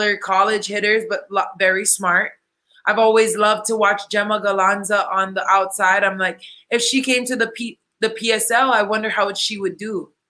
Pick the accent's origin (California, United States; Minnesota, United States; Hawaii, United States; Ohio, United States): Hawaii, United States; now in Puerto Rico; my hometown in Hawaii